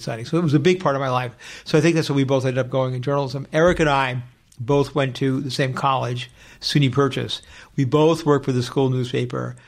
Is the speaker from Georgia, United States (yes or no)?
no; Westchester, New York, United States; moved away as an adult; now in Los Angeles, United States; I was born in New York City, but I grew up in Westchester.